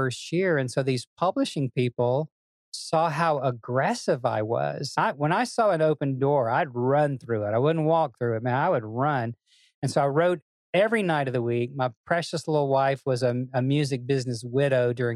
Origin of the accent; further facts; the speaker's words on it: Memphis, Tennessee, United States; But I grew up in a Southern family in Memphis, Tennessee.